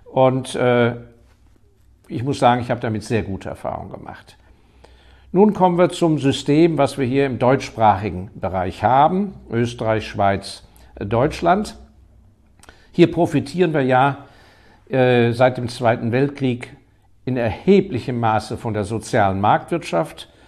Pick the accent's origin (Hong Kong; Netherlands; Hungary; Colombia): Hong Kong; Ich hatte das große Glück, dass ich in meiner Jugend ja in Hongkong aufgewachsen bin, weil mein Vater da auf Posten war.